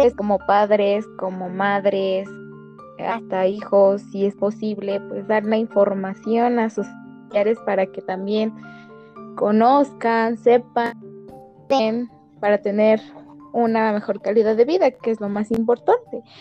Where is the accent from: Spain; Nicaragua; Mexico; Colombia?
Mexico; como buenos mexicanos